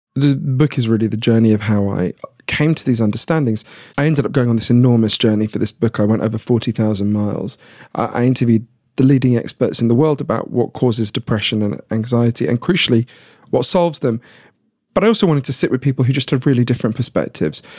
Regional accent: United Kingdom; I'm British

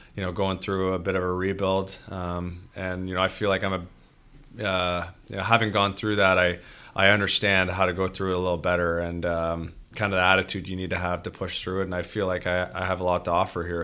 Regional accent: just outside of Toronto, Ontario, Canada; now in Detroit, United States; I grew up, um, just outside of Toronto

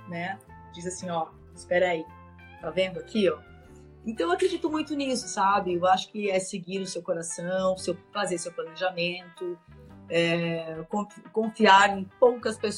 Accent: Francisco Beltrão, Paraná, Brazil; moved away as an adult; also born or lived in Palmas, Tocantins / São Paulo / Sunny Isles Beach, Florida; now in Santa Monica, United States; na cidade de Francisco Beltrão, no Paraná. Morei por muitos anos lá.

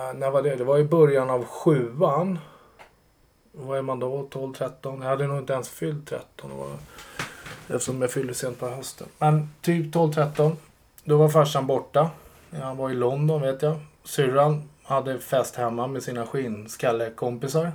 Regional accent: Sollentuna, Stockholm County, Sweden; Jag är uppväxt i Sollentuna

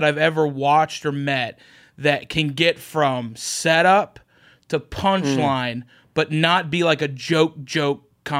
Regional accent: Oklahoma, United States; I'm from Oklahoma

